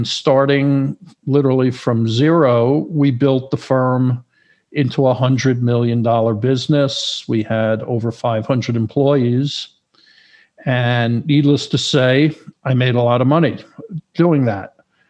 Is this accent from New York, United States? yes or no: yes; New York, United States; moved away as an adult; also born or lived in Florida; now in Los Angeles, United States; originally I'm from New York